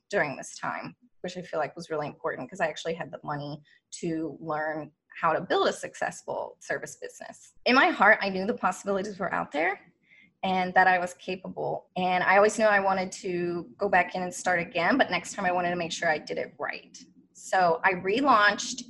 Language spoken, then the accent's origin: English; Kentucky, United States; moved away as an adult; now in Washington, D.C., United States; I was raised in Kentucky